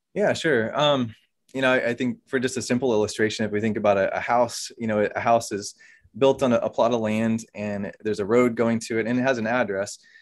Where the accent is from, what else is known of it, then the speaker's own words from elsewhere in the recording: Oklahoma, United States; moved away as an adult; also born or lived in Virginia; now in Pennsylvania, United States; I'm originally from Oklahoma, though. Grew up there